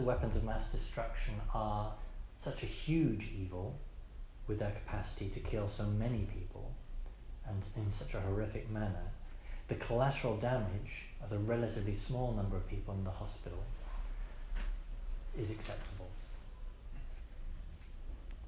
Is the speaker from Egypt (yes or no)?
no; England, United Kingdom; also born or lived in United States; as an English priest